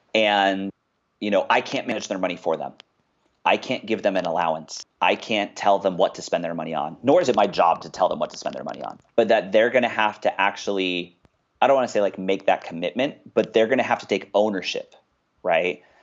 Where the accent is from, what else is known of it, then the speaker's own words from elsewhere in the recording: Westminster, California, United States; I grew up in a place called Westminster, California. It's in Orange County